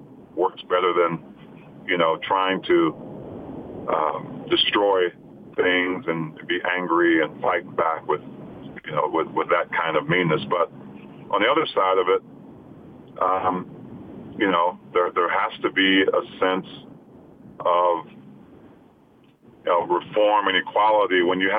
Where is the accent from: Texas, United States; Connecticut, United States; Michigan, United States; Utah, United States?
Utah, United States; You know, I've experienced racism, you know, growing up in Utah